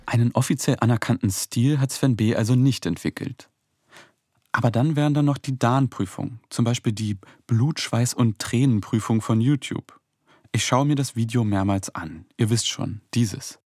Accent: Altlandsberg, Brandenburg, Germany; Ich bin hier aufgewachsen, im Nachbarort Neuenhagen zur Schule gegangen.

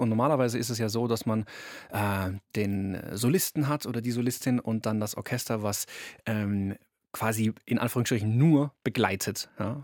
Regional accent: Karlsruhe, Baden-Württemberg, Germany; ich komme aus Karlsruhe

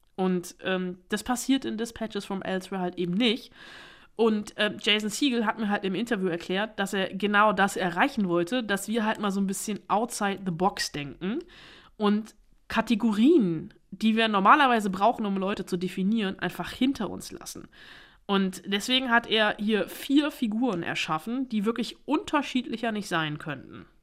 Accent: Germany; bei uns in Deutschland

